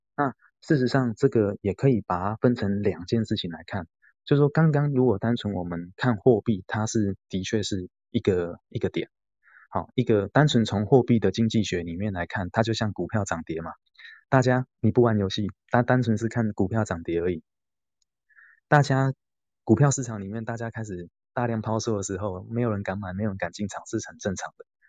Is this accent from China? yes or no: no; Taiwan; 台湾是我们土生土长的地方